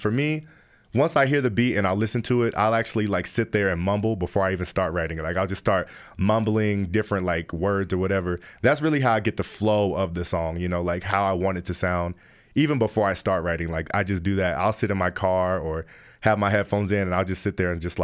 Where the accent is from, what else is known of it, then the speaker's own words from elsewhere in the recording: Denver, Colorado, United States; I'm born and raised in Denver, Colorado.